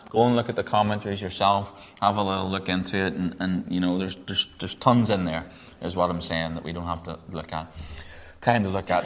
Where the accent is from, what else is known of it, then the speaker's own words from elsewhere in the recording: Northern Ireland, United Kingdom; accent: Northern Irish; my Northern Irish accent